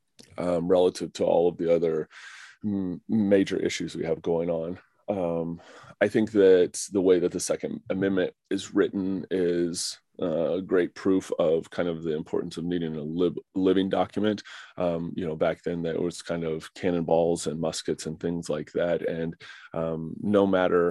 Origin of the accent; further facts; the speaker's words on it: Oklahoma, United States; I'm from Oklahoma, and I personally had very conservative views growing up.